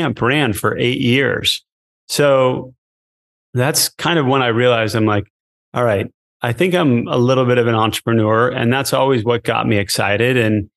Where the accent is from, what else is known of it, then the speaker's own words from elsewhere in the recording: Connecticut, United States; moved away as an adult; also born or lived in Provo, Utah / Rome, Italy; I grew up in Connecticut